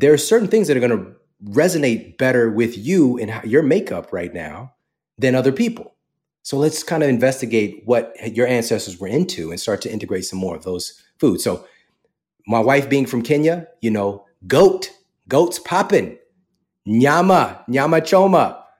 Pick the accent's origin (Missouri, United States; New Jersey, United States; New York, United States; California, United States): Missouri, United States; St. Louis; moved away as an adult; also born or lived in Wildwood, Missouri; now in Los Angeles, United States; I was born and raised in Saint Louis, Missouri